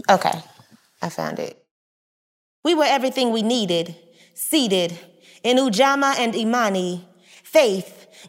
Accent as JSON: {"language": "English", "town": "Tulsa", "region": "Oklahoma", "country": "United States", "tie": "born or raised there", "said": "I was born and raised in Tulsa, went to Booker Taliaferro Washington Senior High School, world-class high school, absolutely phenomenal magnet program."}